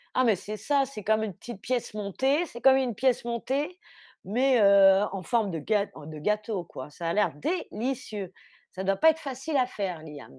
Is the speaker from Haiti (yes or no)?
no; France; moved away as an adult; now in Berlin, Germany; je suis française